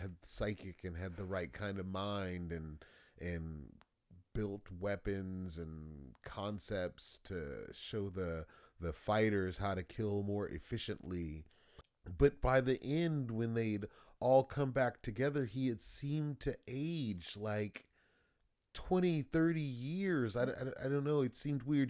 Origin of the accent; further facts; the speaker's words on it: Los Angeles, California, United States; I grew up in Los Angeles, and there was a lot of gangs and stuff like that.